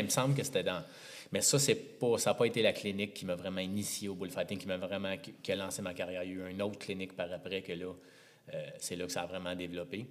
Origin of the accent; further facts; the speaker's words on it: Montreal, Quebec, Canada; Natif de Montréal, plus précisément